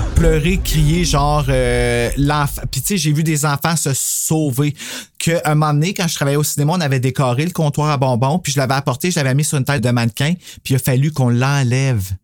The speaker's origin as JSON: {"language": "French", "country": "Canada", "tie": "born or raised there", "said": "nous, au Canada, quand on était jeunes"}